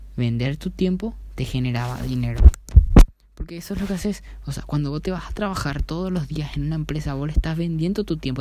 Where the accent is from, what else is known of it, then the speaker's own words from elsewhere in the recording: Paraguay; mi país natal, en donde yo vivo, donde yo me yo trabajo, donde yo crecí